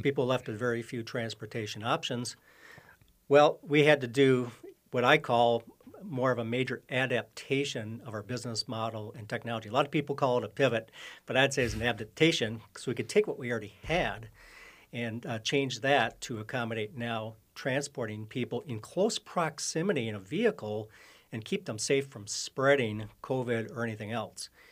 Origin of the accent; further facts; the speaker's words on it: Oshkosh, Wisconsin, United States; now in Minnesota, United States; born and raised in Oshkosh, Wisconsin, but been in, uh, Minnesota here many years